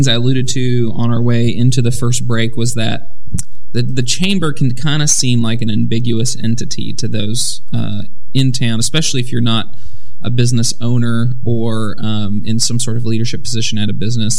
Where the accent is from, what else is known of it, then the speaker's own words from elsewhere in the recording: Southern Illinois, United States; now in Jackson, United States; Murray State's my part of the world. I'm from Southern Illinois